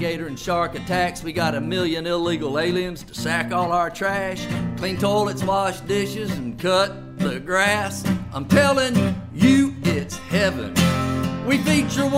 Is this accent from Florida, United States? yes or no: yes; Florida, United States; I'm being from Florida